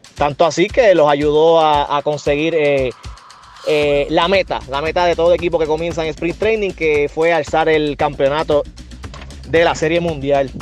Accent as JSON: {"language": "Spanish", "country": "Puerto Rico", "said": "más que todo soy puertorriqueño, soy boricua."}